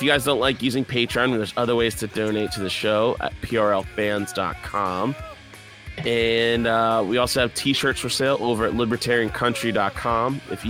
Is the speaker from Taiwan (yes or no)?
no; Maryland, United States; oh, I'm from Maryland. We don't have, I didn't know you guys had cash booths, whatever.